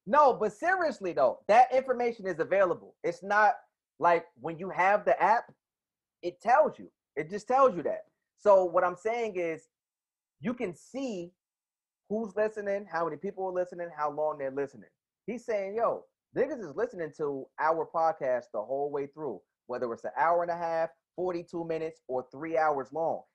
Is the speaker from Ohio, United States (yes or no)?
no; New Jersey, United States; I'm from Jersey.